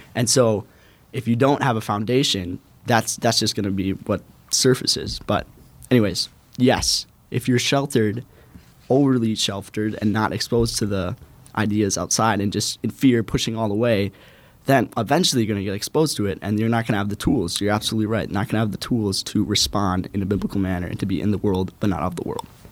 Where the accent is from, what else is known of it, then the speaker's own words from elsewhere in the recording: Robbinsdale, Minnesota, United States; I'm from Robbinsdale, Minnesota, right outside the Twin Cities